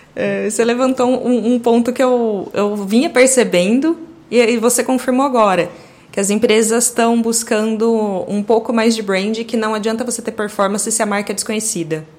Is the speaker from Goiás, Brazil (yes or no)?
no; Campinas, São Paulo, Brazil; nasci em Campinas, uh, moro em Campinas até hoje